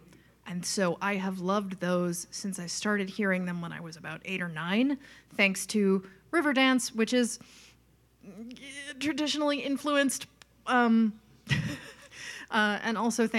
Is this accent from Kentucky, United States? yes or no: no; Long Island, New York, United States; moved away as an adult; and then I'm from Long Island, New York, and when I was 27, I looked around